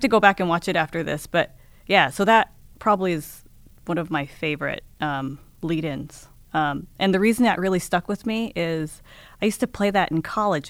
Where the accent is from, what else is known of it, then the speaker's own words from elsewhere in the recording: Seattle, Washington, United States; moved away as an adult; also born or lived in Japan; I grew up in Seattle, um, but, um, I actually moved away, uh, after college.